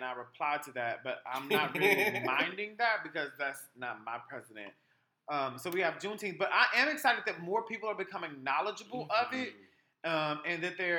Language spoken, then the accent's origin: English; Houston, Texas, United States; my hometown, Houston, Texas.